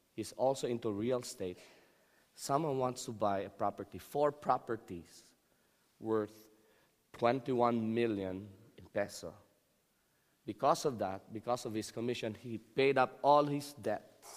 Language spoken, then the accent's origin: English; Philippines; I'm Filipino.